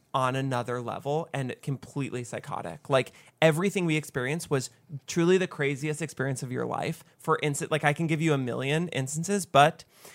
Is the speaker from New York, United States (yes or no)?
yes; Mount Kisco, New York, United States; also born or lived in Katonah, New York; So grew up in Westchester County, 914. Mm-hmm. I famously grew up in Mount Kisco, moved to Katona.